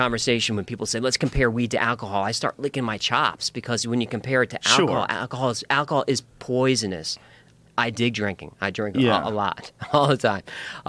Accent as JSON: {"language": "English", "country": "United States", "said": "we're American kids"}